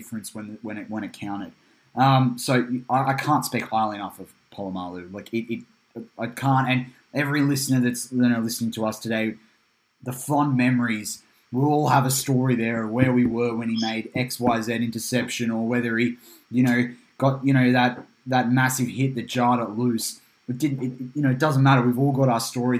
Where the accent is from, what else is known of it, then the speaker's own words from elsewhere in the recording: Australia; we're Australian